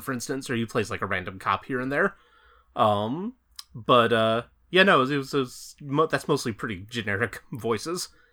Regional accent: New Jersey, United States; my home state of New Jersey

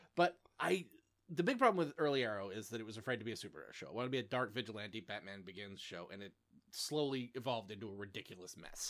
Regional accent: suburb of Vancouver, British Columbia, Canada; moved away; Smallville is basically set in my hometown

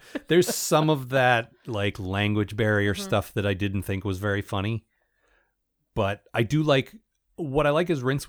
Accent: United Kingdom; I'm British and I understand this British thing that you American readers might not understand

